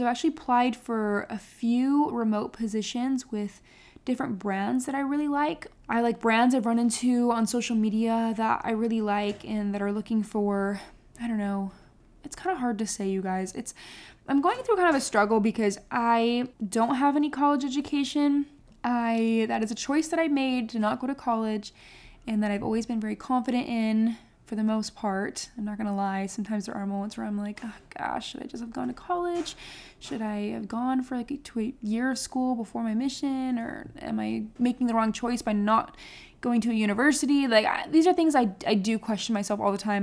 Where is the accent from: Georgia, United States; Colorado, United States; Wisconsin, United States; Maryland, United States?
Wisconsin, United States; Beloit; moved away as an adult; now in Texas, United States; Beloit is like my hometown. So I have, I have a ward back in Wisconsin